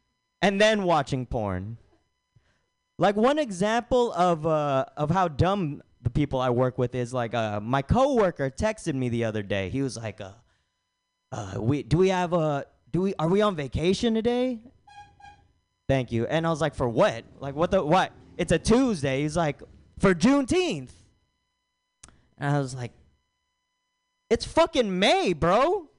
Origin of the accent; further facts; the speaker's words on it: Philippines; the only time I don't really get flack about being Filipino is when I have glasses on